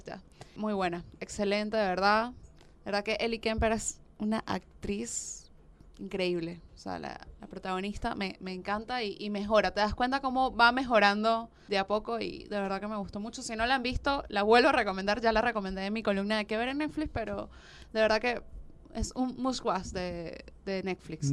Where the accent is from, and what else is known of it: Venezuela; moved away as an adult; now in Argentina